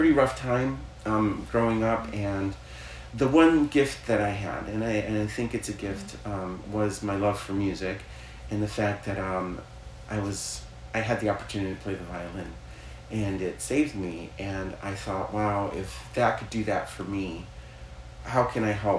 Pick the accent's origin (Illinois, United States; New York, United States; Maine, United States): Illinois, United States; Chicago; I was born in Chicago